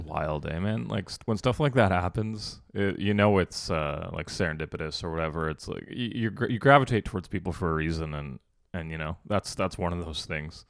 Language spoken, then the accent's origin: English; Canada; We're from Canada.